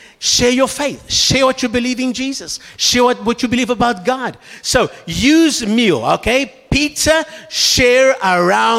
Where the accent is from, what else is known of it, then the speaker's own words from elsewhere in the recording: Brazil; I come from Brazil, where the nuts come from.